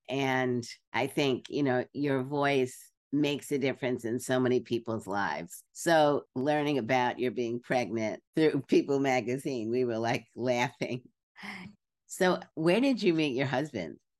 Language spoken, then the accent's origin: English; New York City, New York, United States; I grew up in Brooklyn